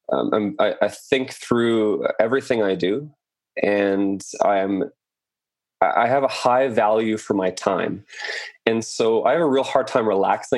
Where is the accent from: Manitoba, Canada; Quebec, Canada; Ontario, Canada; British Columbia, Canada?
British Columbia, Canada; Chilliwack; moved away as an adult; also born or lived in France / Tofino / Vancouver; I was raised in Chilliwack, British Columbia